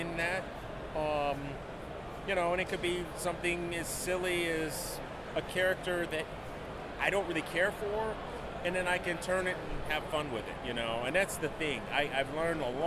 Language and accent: English; Westland, Michigan, United States; now in Austin, United States; I live in Austin, Texas, but I grew up here in Michigan, around the Wayne Westland area